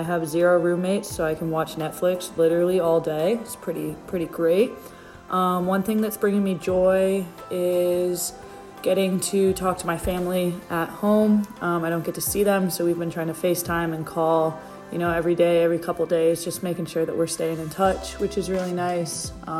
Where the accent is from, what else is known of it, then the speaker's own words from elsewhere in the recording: Charlotte, North Carolina, United States; moved away as an adult; now in Atlanta, United States; I'm a senior and I'm staying in Atlanta right now. I'm from Charlotte, but I'm chilling here for the next couple weeks.